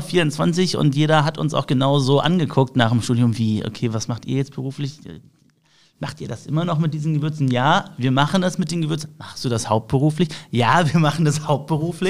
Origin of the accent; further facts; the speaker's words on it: Düsseldorf, North Rhine-Westphalia, Germany; Ich bin gebürtiger Düsseldorfer, also in mir fließt äh, das Düsseldorfer Blut